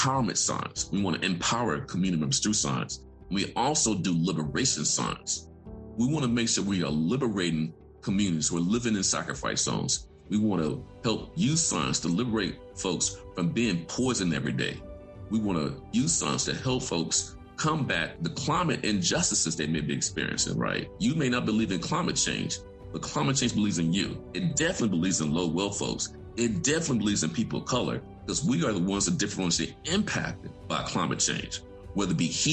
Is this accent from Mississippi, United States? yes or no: yes; Vicksburg, Mississippi, United States; I grew up in Vicksburg, Mississippi, near a concrete crushing facility